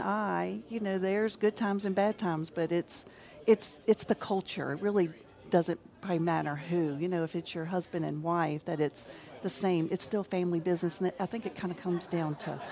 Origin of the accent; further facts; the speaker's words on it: Baton Rouge, Louisiana, United States; I was born in Baton Rouge, grew up in Baton Rouge. I went to St. Joseph's, went to LSU